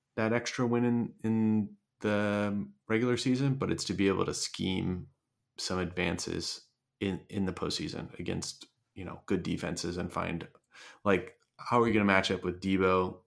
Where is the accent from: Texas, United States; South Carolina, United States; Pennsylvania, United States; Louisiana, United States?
Pennsylvania, United States; Philadelphia; my hometown Phillies